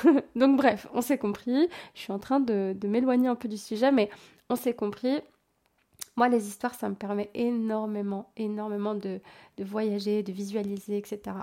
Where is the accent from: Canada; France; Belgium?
Belgium; je suis belge, effectivement